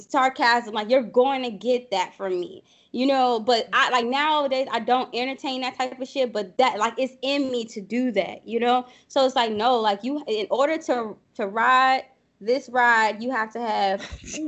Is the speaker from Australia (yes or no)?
no; New Orleans, Louisiana, United States; I'm from the boot, honey. I'm from New Orleans.